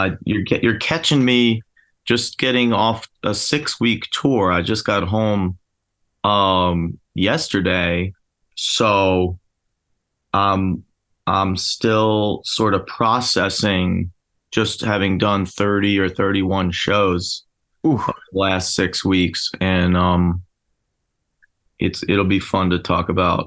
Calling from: Philadelphia, Pennsylvania, United States; South Philly, baby.

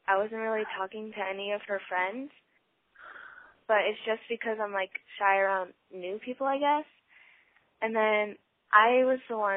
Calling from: Colorado, United States; I'm calling from Colorado

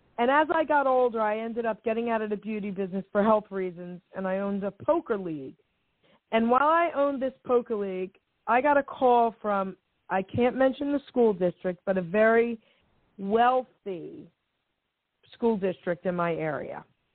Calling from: New Jersey, United States; I'm calling from New Jersey.

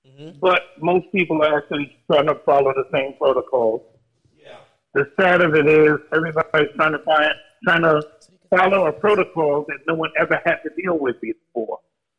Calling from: Virginia, United States; I'm coming from Virginia.

